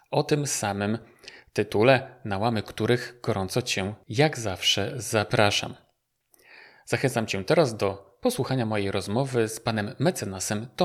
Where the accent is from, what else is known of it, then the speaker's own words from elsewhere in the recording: Gdańsk, Pomeranian Voivodeship, Poland; now in Warsaw, Poland; ja z Gdańska też do Warszawy przyjechałem i też pierwszy mój odruch to był taki, chcę wrócić z powrotem do Gdańska.